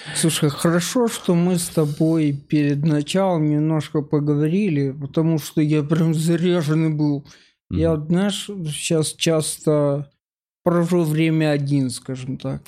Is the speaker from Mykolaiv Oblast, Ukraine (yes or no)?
yes; Mykolaiv, Mykolaiv Oblast, Ukraine; moved away as an adult; now in Moscow, Russia; я из Украины, я последние шесть лет живу в России